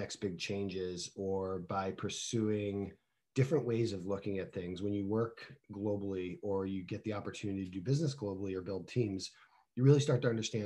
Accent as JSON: {"language": "English", "region": "New England", "country": "United States", "tie": "born or raised there", "also_born_or_lived": "Florida", "moved": "as an adult", "said": "born and raised in the New England area"}